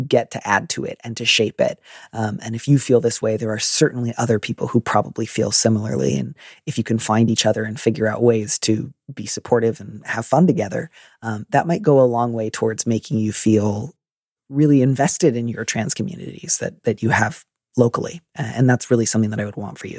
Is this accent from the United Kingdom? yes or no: no; Midwest, United States; I'm from the Midwest